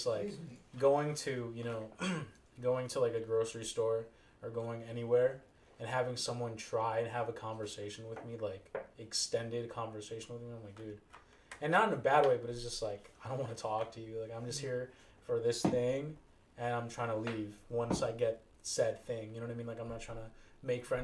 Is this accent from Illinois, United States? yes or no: yes; West Chicago, Illinois, United States; my hometown in West Chicago